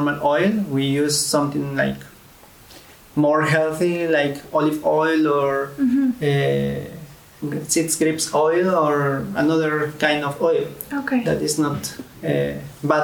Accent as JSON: {"language": "English", "region": "a small city in Tlaxcala", "country": "Mexico", "also_born_or_lived": "Egypt / Lebanon", "moved": "as an adult", "said": "I'm from Mexico, in a small city"}